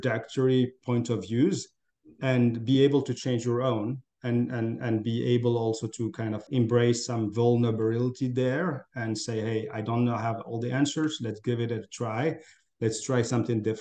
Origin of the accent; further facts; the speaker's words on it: Morocco; moved away as an adult; also born or lived in France / Africa / Middle East / United States; I'm originally from Morocco. That's where I grew up.